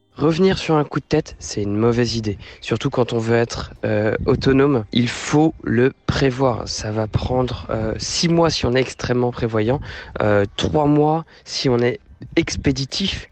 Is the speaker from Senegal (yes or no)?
no; Normandy, France; moved away as an adult; also born or lived in Shenyang, China; je suis revenu en Normandie parce que ma terre natale me manquait